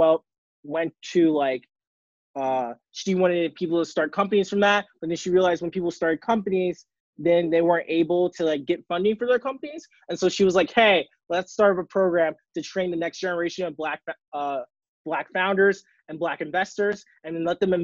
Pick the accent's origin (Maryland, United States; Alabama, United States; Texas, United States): Maryland, United States; Baltimore; I'm from Baltimore, Maryland